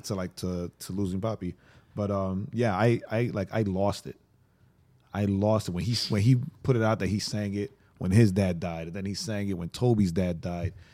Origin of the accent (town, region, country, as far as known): Atlanta, Georgia, United States